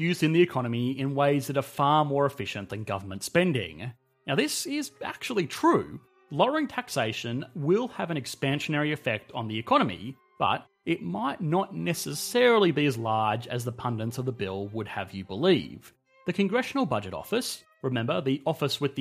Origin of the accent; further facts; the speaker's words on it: Australia; I am an Australian